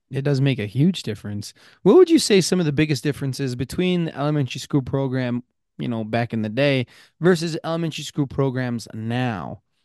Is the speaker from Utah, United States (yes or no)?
yes; Blanding, Utah, United States; I grew up in San Juan County